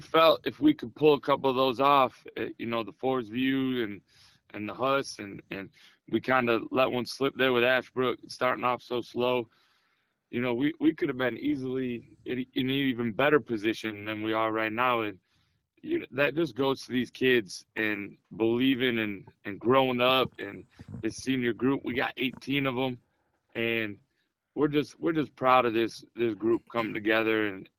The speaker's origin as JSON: {"language": "English", "region": "Michigan", "country": "United States", "moved": "yes", "lives_now": "North Carolina, United States", "said": "I'm from Michigan. I'm one of those Yankees you were just talking about."}